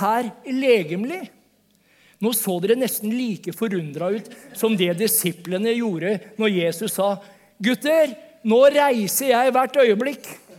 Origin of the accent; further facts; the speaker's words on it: Vestfold, Norway; accent: Vestfold Norwegian; som Vestfold-norsk, Jeg kommer fra Vestfold.